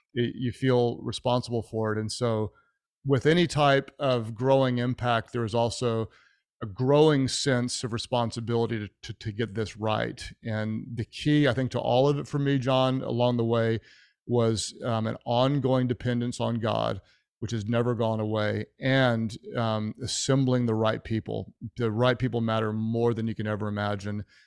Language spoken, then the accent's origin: English; Houston, Texas, United States; now in Oklahoma City, United States; I was born in Houston